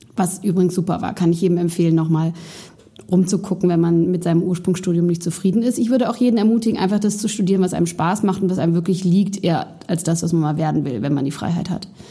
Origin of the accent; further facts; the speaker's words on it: Berlin, Germany; bin in meine Heimatstadt Berlin zurückgezogen